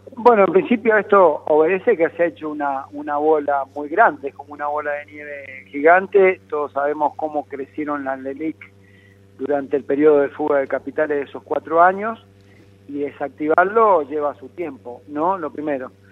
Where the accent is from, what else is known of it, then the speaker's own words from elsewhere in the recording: Argentina; lejos estoy, como muchos argentinos